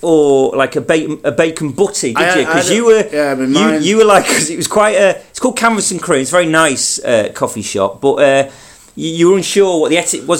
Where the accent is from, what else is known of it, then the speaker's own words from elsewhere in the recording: Manchester, North West England, United Kingdom; moved away; I was back in Manchester.